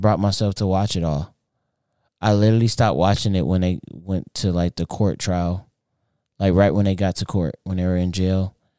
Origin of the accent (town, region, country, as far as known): United States